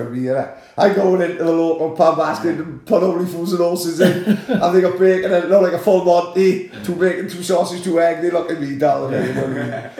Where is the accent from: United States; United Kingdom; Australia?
Australia; I'm pretty, being Australian and go, hang on, there's another fucking cult of this that go all over the fucking world.